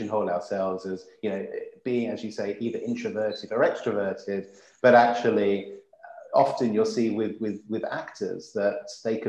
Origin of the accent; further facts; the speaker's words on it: United Kingdom; we're British